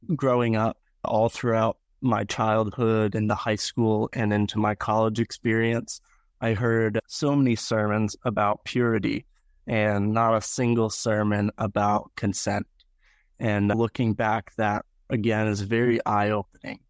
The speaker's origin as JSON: {"language": "English", "town": "York", "region": "Pennsylvania", "country": "United States", "tie": "born or raised there", "also_born_or_lived": "Greenville, South Carolina", "moved": "as an adult", "lives_now": "Presque Isle, United States", "said": "I was born and raised in York, Pennsylvania"}